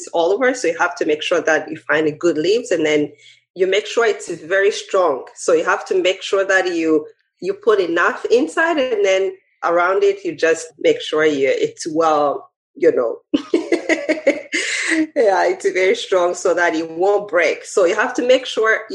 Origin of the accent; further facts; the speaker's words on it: Rwanda; now in United States; Growing up, of course, in Rwanda